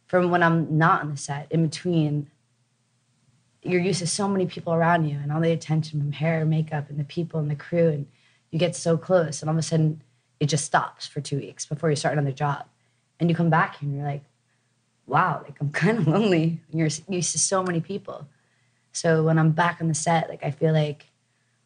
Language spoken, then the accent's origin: English; New Jersey, United States; moved away as an adult; also born or lived in New York City; I was born in New Jersey and went to school in New York City and definitely East Coast, but then moved out here young